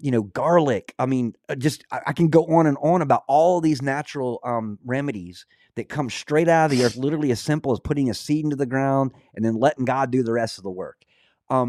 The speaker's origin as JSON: {"language": "English", "region": "Scotland", "country": "United Kingdom", "said": "Being Scottish, I studied a lot of the old lore, polytheistic, monorealistic religions."}